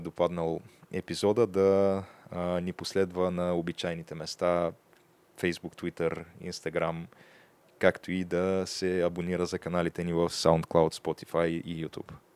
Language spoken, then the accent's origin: Bulgarian; Bulgaria; аз съм българин